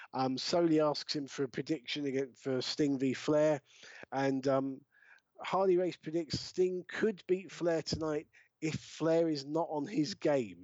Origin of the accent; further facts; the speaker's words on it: Brighton, South East England, United Kingdom; my hometown of Brighton